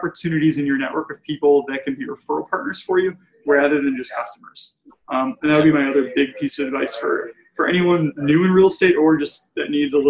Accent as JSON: {"language": "English", "town": "Plymouth", "country": "United States", "tie": "born or raised there", "said": "Yeah. I mean, growing up in Plymouth, my parents' realtor, who I've never met, but I talk about her in every presentation I do."}